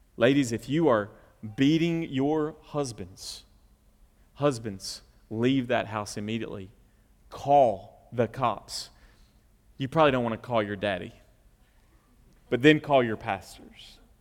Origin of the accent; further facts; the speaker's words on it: the South, United States; we're from the South.